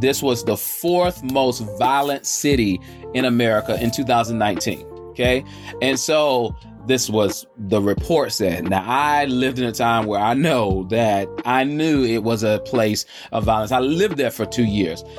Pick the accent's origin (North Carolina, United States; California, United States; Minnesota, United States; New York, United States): North Carolina, United States; Charlotte; I'm coming from the South, the Queen City, Charlotte, North Carolina, the QC.